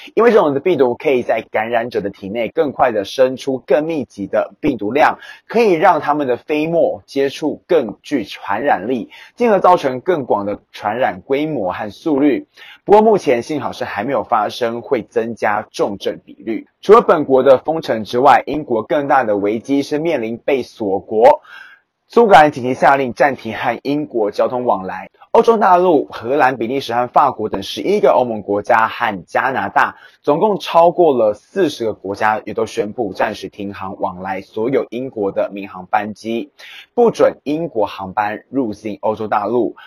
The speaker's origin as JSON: {"language": "Chinese", "country": "Taiwan", "said": "我们台湾人其实过圣诞节是跟风"}